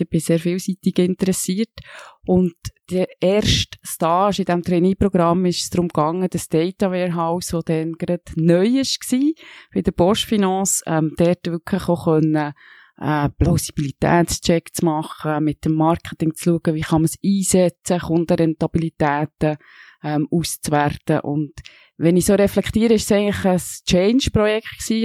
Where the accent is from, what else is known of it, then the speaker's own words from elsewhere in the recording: Switzerland; Ich bin in einem kleinen Dorf aufgewachsen, in der Nähe vom Röstigrab